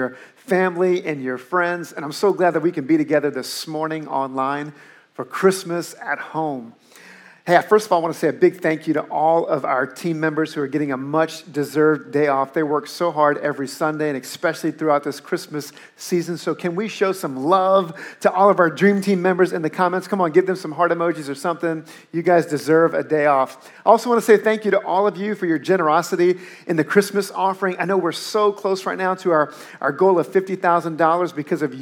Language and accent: English; New Orleans, Louisiana, United States; moved away; I grew up in New Orleans